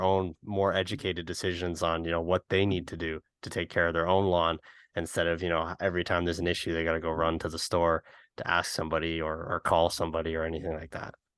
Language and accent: English; Canada; as a Canadian